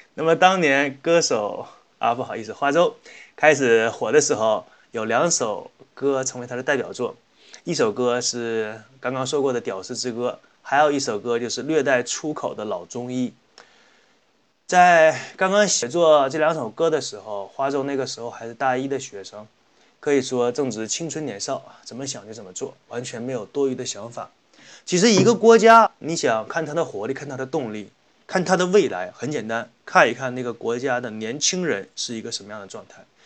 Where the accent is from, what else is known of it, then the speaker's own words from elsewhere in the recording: Northeast China, China; 作为一个东北人来说